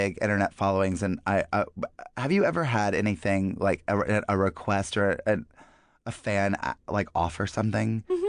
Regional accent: North Carolina, United States; my home state of North Carolina.

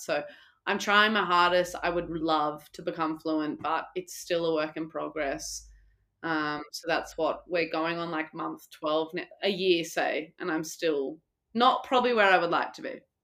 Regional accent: Australia; moved away; also born or lived in Italy

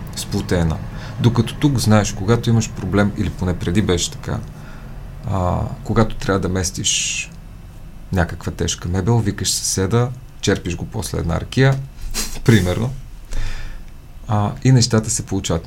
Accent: Montana, Montana Province, Bulgaria; also born or lived in New York / Sofia; now in Iskar Gorge, Bulgaria; аз съм оттам

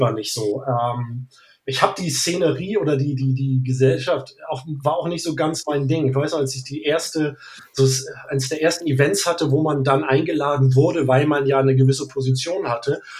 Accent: Northern Germany, Germany; Ich bin Norddeutscher

